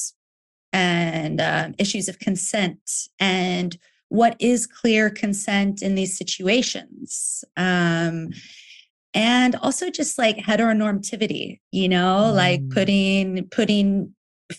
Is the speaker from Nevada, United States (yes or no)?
yes; Nevada, United States; moved away as an adult; also born or lived in Texas / San Francisco; now in Berlin, Germany; I grew up, like, I was born in Texas, but when I was 8, we moved to Nevada